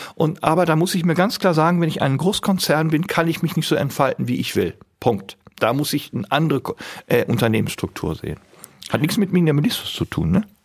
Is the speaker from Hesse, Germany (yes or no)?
no; Bielefeld, North Rhine-Westphalia, Germany; ich bin ja in Bielefeld geboren. Die Stadt gibt's wirklich. Und ich sage immer, ich bin aus der Stadt des Puddings